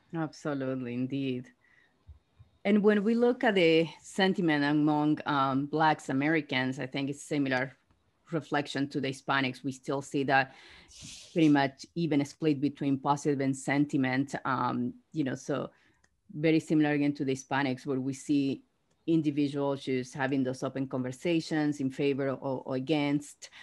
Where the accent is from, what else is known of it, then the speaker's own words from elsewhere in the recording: Argentina; moved away; I'm from Argentina